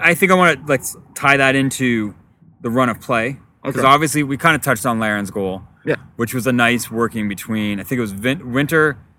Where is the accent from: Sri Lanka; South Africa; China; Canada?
Canada; I'm Canadian, like, I'm Canadian, I support Canada